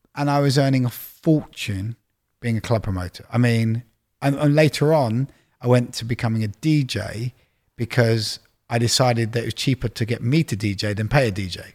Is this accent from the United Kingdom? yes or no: yes; London, United Kingdom; moved away as an adult; also born or lived in Leeds; I grew up in Widgemoor Hill, Palmer's Green